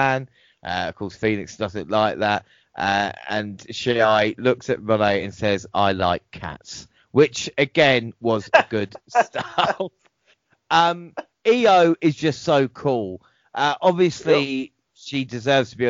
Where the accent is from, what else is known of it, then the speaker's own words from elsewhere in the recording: England, United Kingdom; as an Englishman